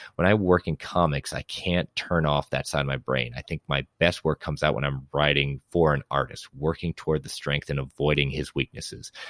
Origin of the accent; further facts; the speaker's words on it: Connecticut, United States; Stamford, Connecticut, my home state